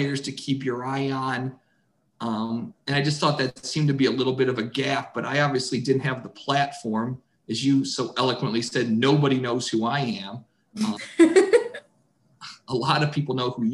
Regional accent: Toledo, Ohio, United States; growing up in Toledo

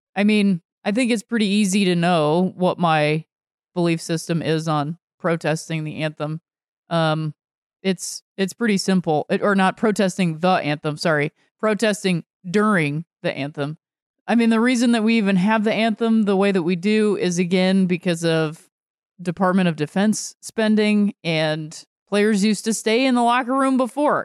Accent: northeastern Ohio, United States; being raised in, uh, northeastern Ohio

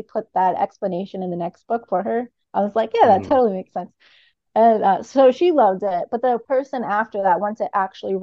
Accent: United States; I'm American

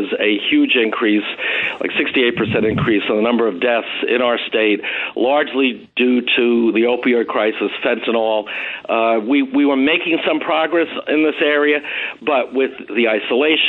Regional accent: Nassau County, New York, United States; born or raised there

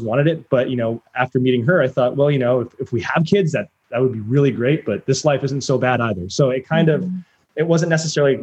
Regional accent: San Diego, California, United States; I was born and raised in South San Diego

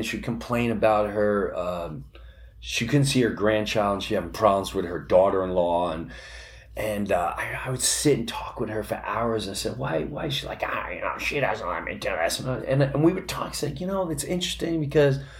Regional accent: Long Island, New York, United States; also born or lived in Chester, New Jersey; now in Florida, United States; I grew up in Long Island. And where I grew up, it was very blue collar

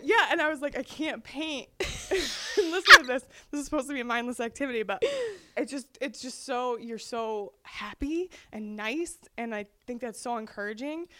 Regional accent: North Georgia, United States; we come from North Georgia

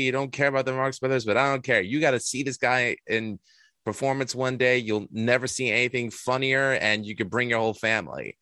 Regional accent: New York City, New York, United States; I'm from Astoria, Queens, originally born and bred

